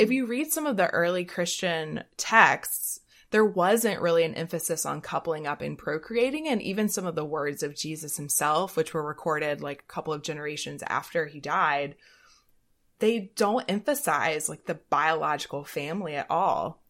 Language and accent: English; the South, United States; we're both from the South